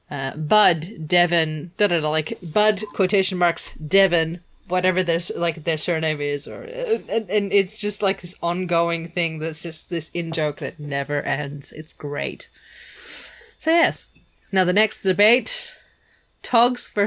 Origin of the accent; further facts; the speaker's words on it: Germany; I grew up part way in Germany.